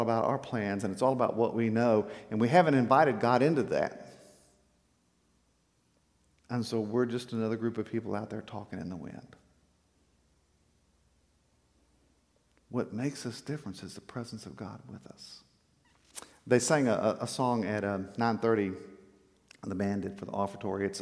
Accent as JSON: {"language": "English", "region": "South Texas", "country": "United States", "tie": "born or raised there", "said": "we grew up in South Texas"}